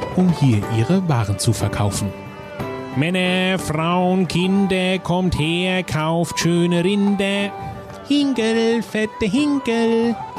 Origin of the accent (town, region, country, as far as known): Nidda, Hesse, Germany; born or raised there